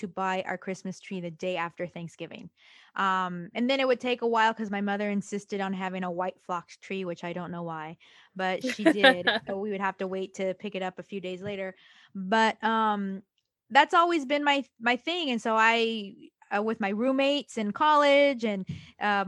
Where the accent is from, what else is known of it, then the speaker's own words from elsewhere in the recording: Central Valley of California, United States; moved away as an adult; now in Los Angeles, United States; my hometown area. The Central Valley of California is very, very red